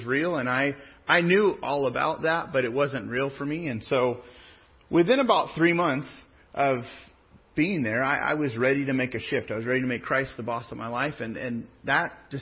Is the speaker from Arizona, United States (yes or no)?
no; Pismo Beach, California, United States; moved away as an adult; also born or lived in San Jose / Sonoma; now in Riverside, United States; I was raised most of the part in the Central Coast, in Pismo Beach